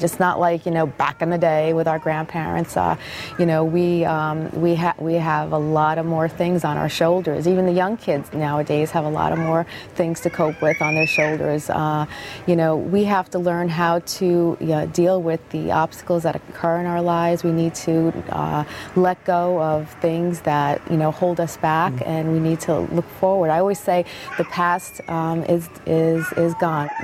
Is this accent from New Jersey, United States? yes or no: yes; Freehold, New Jersey, United States; this has been my hometown for many, many years. And, you know, I grew up in this area